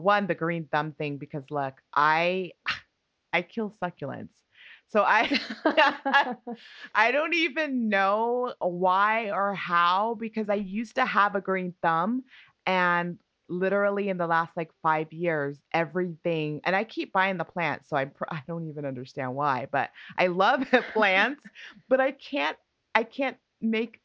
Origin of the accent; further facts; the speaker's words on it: New Mexico, United States; moved away as an adult; also born or lived in Union City, California; I actually lived there when I moved from New Mexico when I left home at 18.